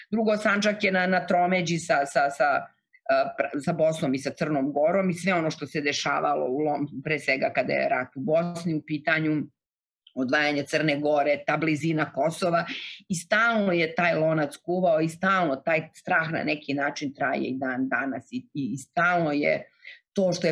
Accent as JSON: {"language": "Croatian", "town": "Novi Pazar", "region": "Raška District", "country": "Serbia", "tie": "born or raised there", "moved": "yes"}